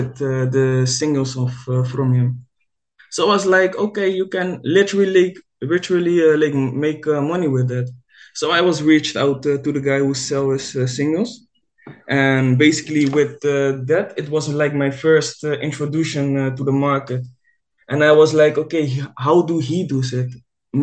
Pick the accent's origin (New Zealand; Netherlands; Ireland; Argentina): Netherlands; I'm living in the Netherlands. I'm a trader from Holland.